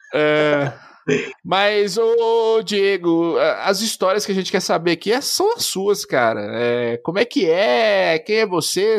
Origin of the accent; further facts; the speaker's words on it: Montes Claros, Minas Gerais, Brazil; nós somos bem do interior aqui em Montes Claros, norte de Minas é o interior do interior